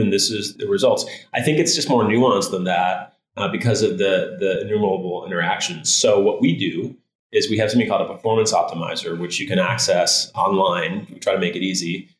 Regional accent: Michigan, United States; moved away; I'm from Michigan originally

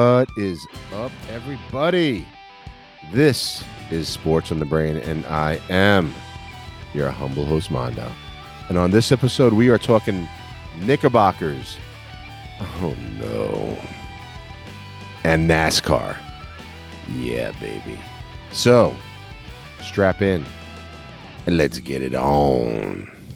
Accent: New York, United States; now in the South, United States; I'm from New York. I live in the South now

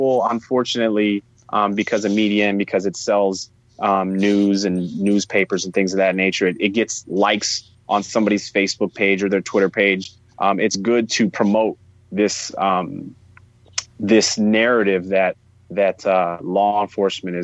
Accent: East Chicago, Indiana, United States; growing up in East Chicago

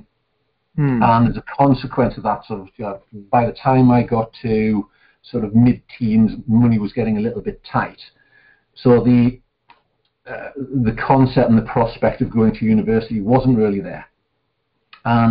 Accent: Newcastle upon Tyne, North East England, United Kingdom; I was born in Gosforth, which is a small town just outside of Newcastle-upon-Tyne, which is on the northeast coast of England. And the official title for somebody who was born in that area is a Geordie.

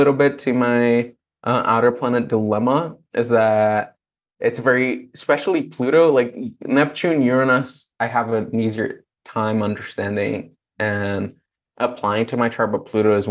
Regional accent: Brazil; moved away; growing up in Brazil with a very religious family

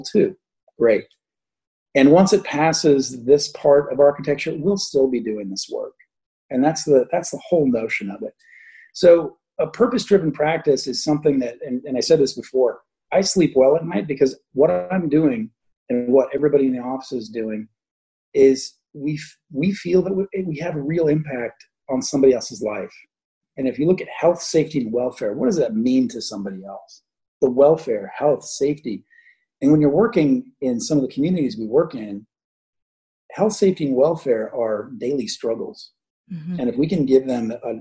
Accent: Midwest, United States; I'm growing up in the Midwest, seeing disaster after disaster, flooding, tornadoes, you name it.

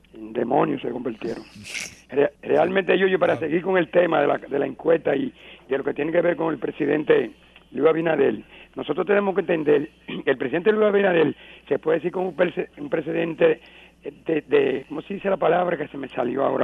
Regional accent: Dominican Republic; nosotros como dominicanos

